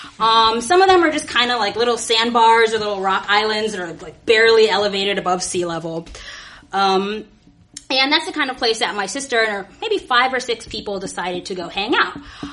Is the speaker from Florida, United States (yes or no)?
yes; Florida, United States; moved away; Florida, which is my home state where I was born and raised.